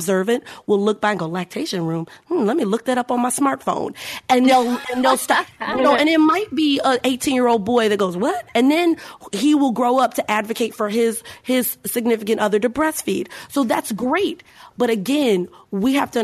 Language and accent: English; Chicago, Illinois, United States; I'm from Chicago